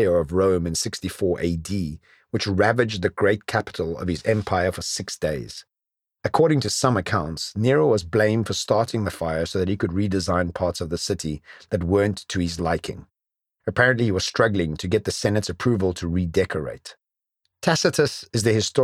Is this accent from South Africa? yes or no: yes; South Africa; Classified as a white male when growing up in South Africa